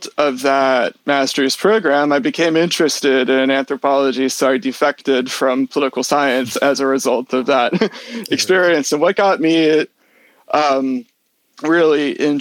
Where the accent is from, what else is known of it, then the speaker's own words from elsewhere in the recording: Richmond, Virginia, United States; moved away as an adult; also born or lived in Durham, United Kingdom; I'm originally from the Richmond, Virginia area